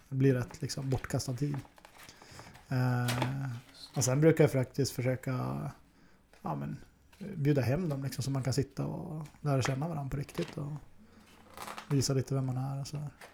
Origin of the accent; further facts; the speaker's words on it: Norrland, Sweden; now in Stockholm, Sweden; den norrlänning jag är